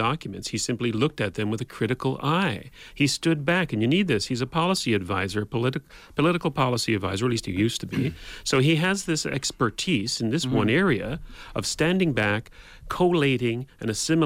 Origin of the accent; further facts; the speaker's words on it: Canada; we in Canada